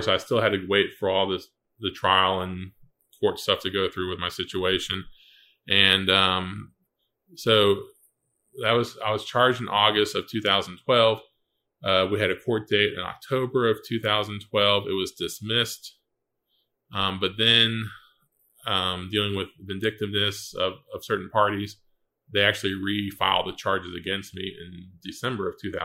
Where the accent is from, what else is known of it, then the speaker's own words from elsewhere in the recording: Satellite Beach, Florida, United States; also born or lived in North Carolina; I grew up here in Satellite Beach